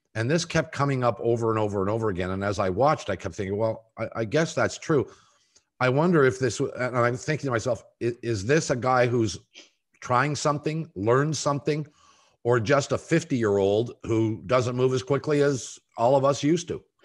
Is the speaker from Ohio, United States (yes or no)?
yes; Columbus, Ohio, United States; my hometown